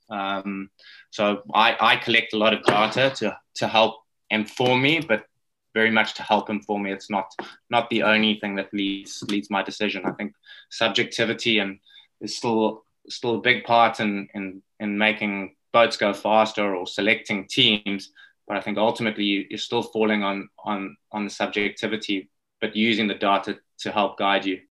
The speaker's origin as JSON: {"language": "English", "town": "Johannesburg", "region": "Gauteng", "country": "South Africa", "tie": "born or raised there", "accent": "South African", "said": "growing up in South Africa"}